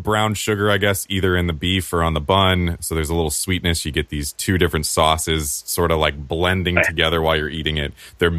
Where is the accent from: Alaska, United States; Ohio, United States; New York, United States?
Ohio, United States; Northeast; I grew up in Northeast Ohio.